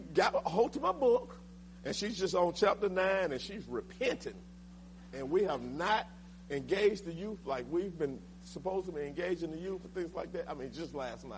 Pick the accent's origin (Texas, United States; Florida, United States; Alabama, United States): Alabama, United States; Linden; my hometown. I'm from Linden, Alabama.